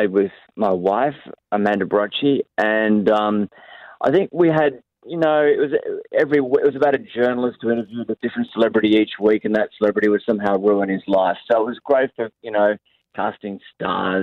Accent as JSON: {"language": "English", "town": "Cairns", "region": "Queensland", "country": "Australia", "tie": "born or raised there", "said": "I grew up on this hill. We're living on a hill, which is kind of isolated in Cairns."}